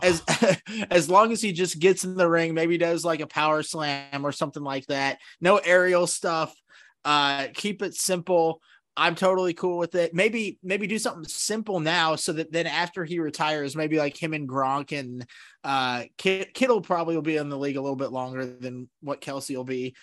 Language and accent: English; Seattle, Washington, United States; now in Kansas City, United States; I was born in Seattle